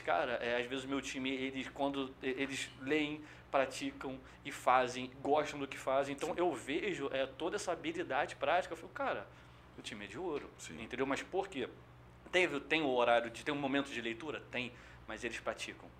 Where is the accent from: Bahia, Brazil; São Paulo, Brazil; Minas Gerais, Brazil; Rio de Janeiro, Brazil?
Rio de Janeiro, Brazil; São Gonçalo; also born or lived in Niterói; eu sou criado, fui criado em São Gonçalo, nasci no Niterói, mas criado em São Gonçalo.